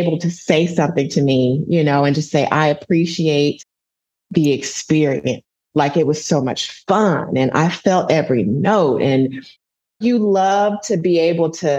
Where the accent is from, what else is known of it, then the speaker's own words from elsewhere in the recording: the South, United States; now in Birmingham, United States; I'm from the South